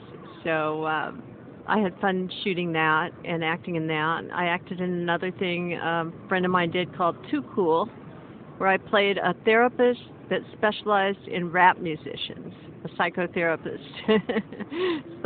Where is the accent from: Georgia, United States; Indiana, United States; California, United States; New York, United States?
California, United States; Beverly Hills; also born or lived in Southeast Missouri; I'm from Southeast Missouri, the Boot Hill of Missouri. But I grew up in Beverly Hills, and I live in Santa Monica now, so I was raised in California mostly